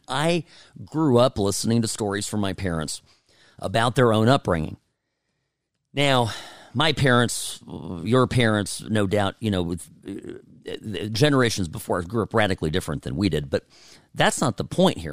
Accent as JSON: {"language": "English", "country": "United States", "said": "I am finding myself here as an American"}